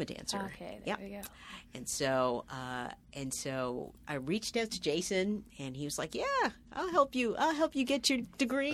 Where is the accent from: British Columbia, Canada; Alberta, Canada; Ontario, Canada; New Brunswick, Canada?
Ontario, Canada; Toronto; moved away as an adult; now in New York City, United States; I'm from Toronto.